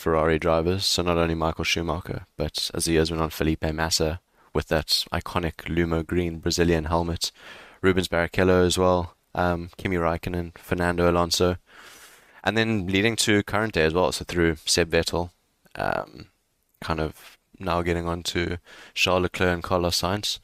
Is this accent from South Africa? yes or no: yes; South Africa; Growing up in South Africa